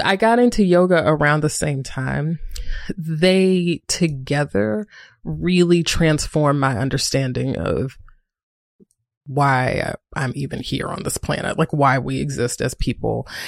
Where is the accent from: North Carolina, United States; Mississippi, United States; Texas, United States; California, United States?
North Carolina, United States; Greensboro; moved away as an adult; also born or lived in Durham, North Carolina; I was living in Durham, North Carolina, but I'm from Greensboro, North Carolina